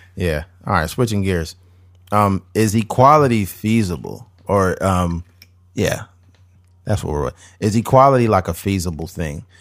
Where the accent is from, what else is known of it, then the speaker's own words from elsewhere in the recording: United States; as American people